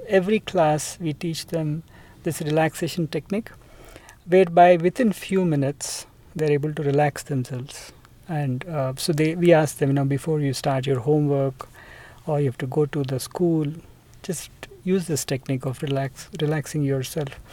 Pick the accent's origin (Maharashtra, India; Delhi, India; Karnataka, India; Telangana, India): Telangana, India; Hyderabad; I am from India. So, I grew up mostly in Hyderabad.